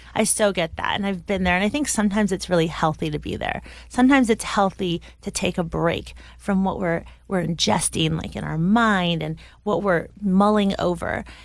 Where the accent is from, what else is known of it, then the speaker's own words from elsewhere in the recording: United States; a fifteen-year-old growing up in America